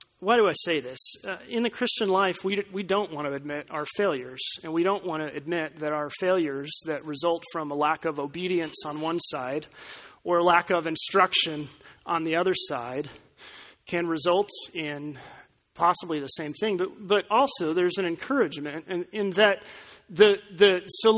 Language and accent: English; Colorado Springs, Colorado, United States; The driver's ed course in my hometown was administered by the local police department